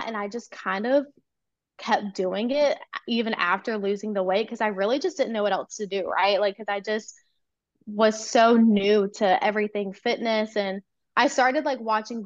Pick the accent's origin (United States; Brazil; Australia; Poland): United States; North Carolina; I'm from North Carolina